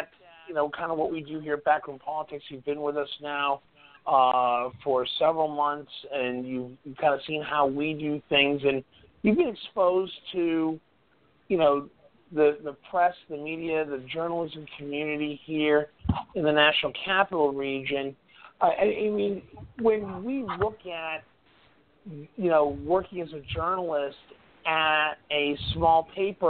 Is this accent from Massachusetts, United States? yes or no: yes; Mattapoisett, Massachusetts, United States; Where I grew up in Massachusetts, in a small town about 45 miles south of Boston, 30 miles